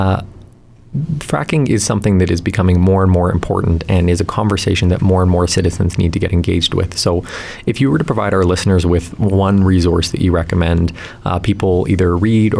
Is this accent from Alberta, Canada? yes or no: yes; Fort McMurray, Alberta, Canada; moved away; I grew up in Fort McMurray from 1997 to 2004